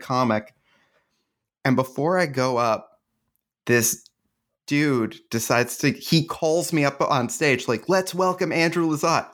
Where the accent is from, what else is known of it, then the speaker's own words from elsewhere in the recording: Canada; I'm Canadian